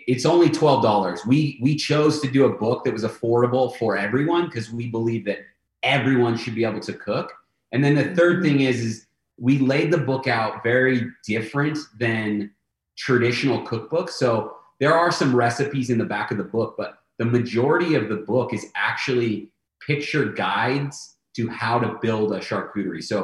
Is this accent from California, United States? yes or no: yes; San Diego, California, United States; And then growing up in San Diego, obviously there is an influence on the menu from Mexican cuisine.